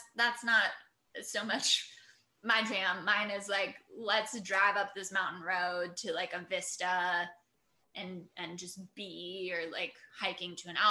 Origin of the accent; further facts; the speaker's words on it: Port Angeles, Washington, United States; I grew up in the Northwest, so it's like literally the entrance to the Olympic National Park Visitor Center was like at the end of my childhood street.